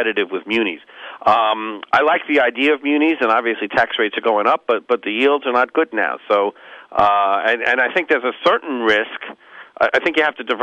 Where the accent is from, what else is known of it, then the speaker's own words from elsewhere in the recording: New York, United States; I'm from New York